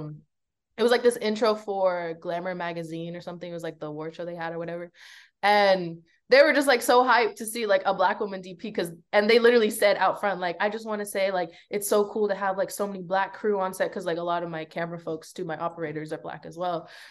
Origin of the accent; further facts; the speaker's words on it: Belize; now in United States; I grew up in Belize for a big part of my life, and I ended up coming to America to pursue a better education